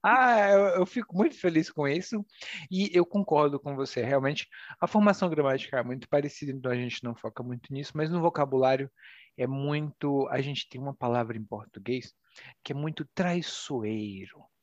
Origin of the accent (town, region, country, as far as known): Brazil